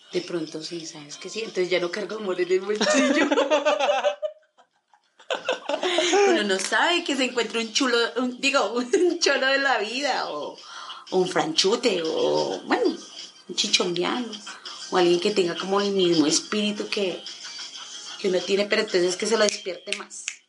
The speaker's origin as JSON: {"language": "Spanish", "country": "Colombia", "said": "como buen colombiano"}